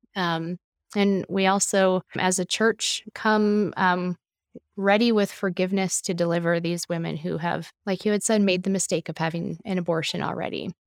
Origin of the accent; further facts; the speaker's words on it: Traverse City, Michigan, United States; moved away; I am from Michigan